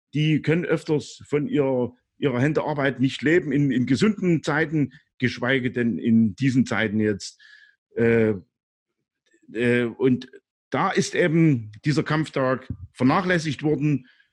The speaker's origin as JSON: {"language": "German", "region": "East Germany", "country": "Germany", "said": "als Ostdeutscher. Äh, ich hab's auch, äh, aufgrund meiner, äh, meines Lebensalters auch die D D R Zeit erlebt"}